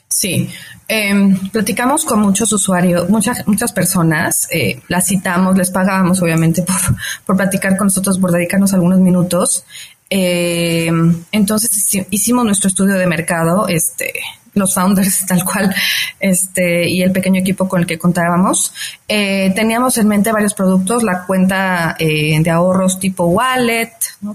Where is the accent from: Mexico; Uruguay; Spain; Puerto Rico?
Mexico; yo soy una mujer mexicana muy dedicada